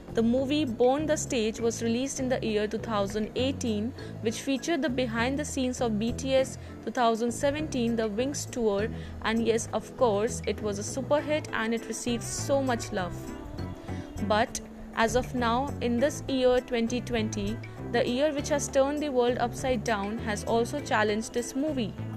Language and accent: English; India; I'm from India.